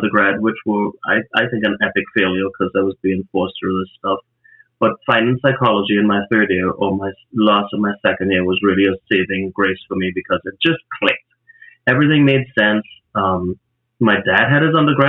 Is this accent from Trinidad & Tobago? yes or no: yes; Trinidad & Tobago; moved away; from Trinidad, where I grew up in the Caribbean